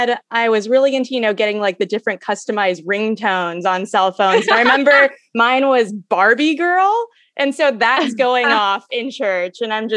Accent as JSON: {"language": "English", "region": "Kentucky", "country": "United States", "said": "I'm from Kentucky."}